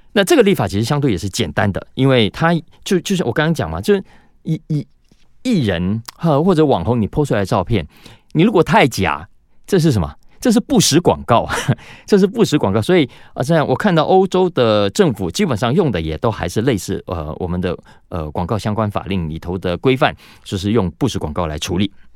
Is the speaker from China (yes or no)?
no; Taiwan; 我们台湾人